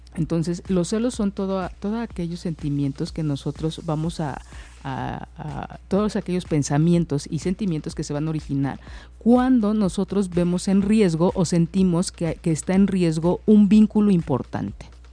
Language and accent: Spanish; Mexico; nosotros como mexicanos